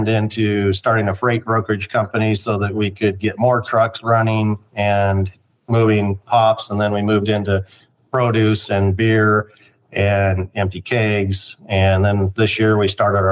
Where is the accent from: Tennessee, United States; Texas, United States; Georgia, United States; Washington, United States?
Washington, United States; Spokane; now in Yakima, United States; I'm from Spokane, but I've been in Yakima since 1990.